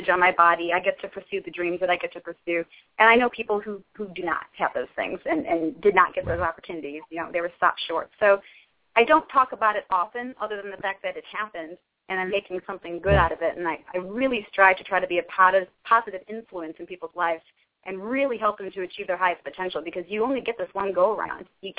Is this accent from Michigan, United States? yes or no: no; Cleveland, Ohio, United States; moved away as an adult; also born or lived in New York City; now in Los Angeles, United States; I grew up in Cleveland, Ohio